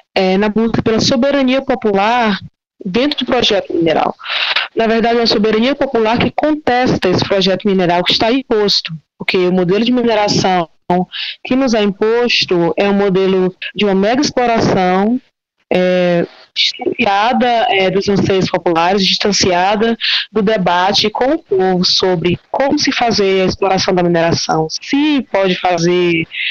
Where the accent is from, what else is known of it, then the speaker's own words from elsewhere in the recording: Piauí, Brazil; sou piauiense